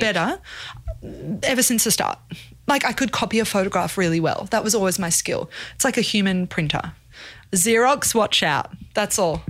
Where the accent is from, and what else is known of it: Brisbane, Queensland, Australia; born or raised there; moved away as an adult; also born or lived in South Africa; now in Brooklyn, United States